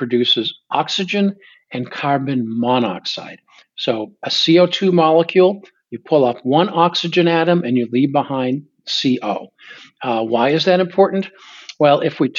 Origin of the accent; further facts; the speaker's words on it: Boston, Massachusetts, United States; I grew up in the Boston area